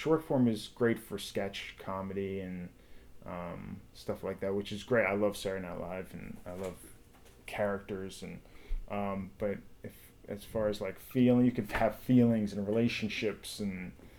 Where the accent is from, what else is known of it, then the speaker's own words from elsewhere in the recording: Long Island, New York, United States; moved away as an adult; now in Los Angeles, United States; I'm from Long Island.